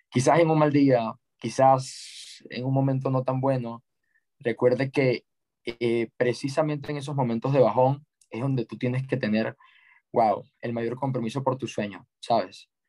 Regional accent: Ecuador; a crear y fundar la primera agencia de lanzamientos y embudos de venta en mi país y, y tengo fe que, que, va a ser enorme

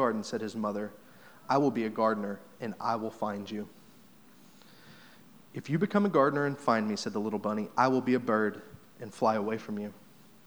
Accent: Southeast Missouri, United States; your typical church attender, Southeast Missouri testimony

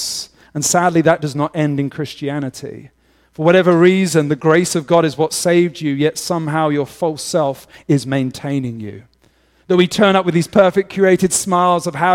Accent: England, United Kingdom; moved away; as an Englishman.

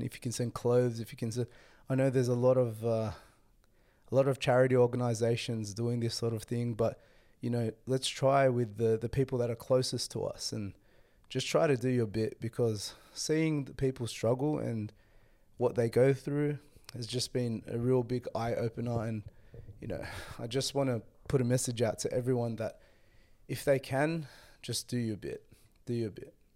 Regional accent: Sydney, New South Wales, Australia; I was brought up, born and raised in Sydney, you know, Australia

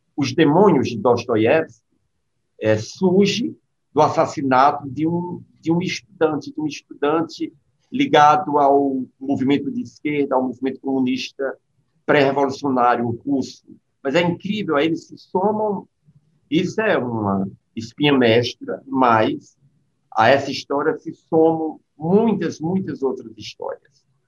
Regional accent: Recife, Pernambuco, Brazil; eu sou aqui de, de Recife

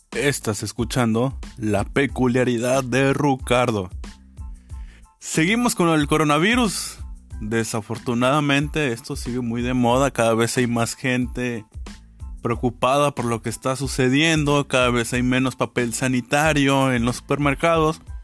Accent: Mexico; como, como mexicanos

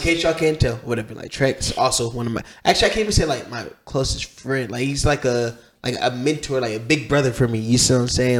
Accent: Columbus, Ohio, United States; the same city I was from, he's South Side, I'm from the South Side

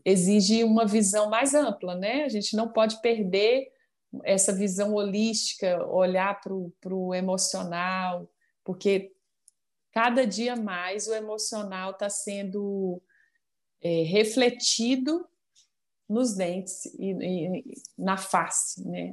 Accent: Minas Gerais, Brazil; accent: mineiro; moved away as an adult; now in Brasília, Brazil; o costume, o sotaque está sempre aí, né? O jeitinho é. do, do mineiro.

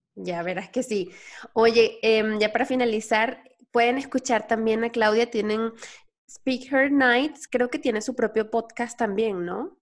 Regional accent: Venezuela; moved away as an adult; now in Mexico; soy venezolana, tengo tres años aquí. Yo, yo me, salí de Venezuela

